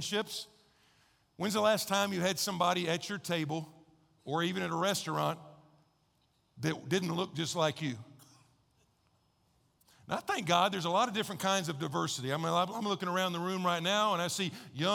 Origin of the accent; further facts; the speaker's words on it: United States; also born or lived in Texas; I grew up in Oklahoma and Texas